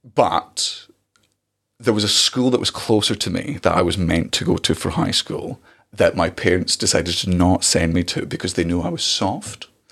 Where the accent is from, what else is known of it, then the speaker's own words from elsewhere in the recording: Scotland, United Kingdom; as a Scottish person